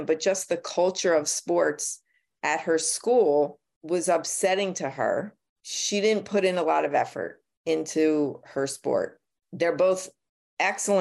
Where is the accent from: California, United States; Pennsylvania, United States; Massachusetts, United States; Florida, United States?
Pennsylvania, United States; Philadelphia; I was born and raised in Philadelphia.